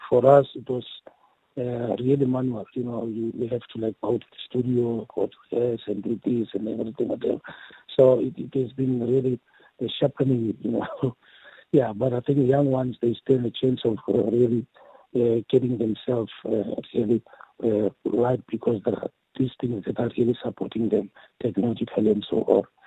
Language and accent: English; Mamelodi, Gauteng, South Africa; also born or lived in Lady Selborne; I was uh, born in the then Lady Selborne, but I grew up here in Mamelodi